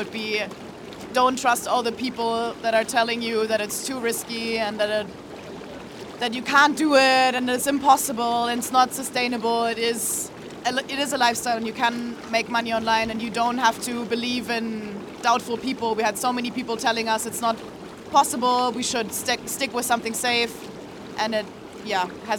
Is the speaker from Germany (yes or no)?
yes; Berlin, Germany; Berlin, Germany.